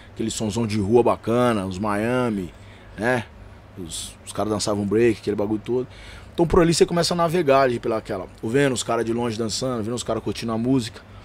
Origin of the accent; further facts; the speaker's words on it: Belo Horizonte, Minas Gerais, Brazil; also born or lived in Diadema; eu sou de Belo Horizonte